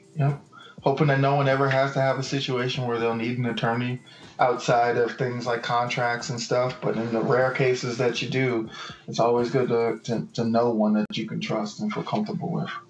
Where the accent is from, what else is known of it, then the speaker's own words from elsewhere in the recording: Miami, Florida, United States; moved away as an adult; also born or lived in Key West, Florida; now in Tallahassee, United States; I was born in Key West, raised in Miami Dade County, at 305 Dade County